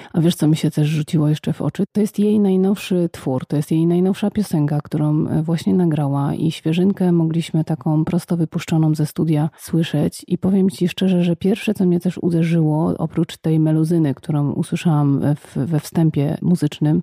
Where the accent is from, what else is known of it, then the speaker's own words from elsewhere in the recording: Poznań, Greater Poland, Poland; Jesteśmy z Poznania